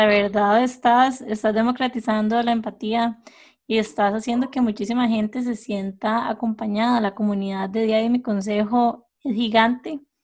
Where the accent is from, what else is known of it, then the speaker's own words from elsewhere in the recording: Costa Rica; lugares en Costa Rica con los que todos nos pudiéramos sentir identificados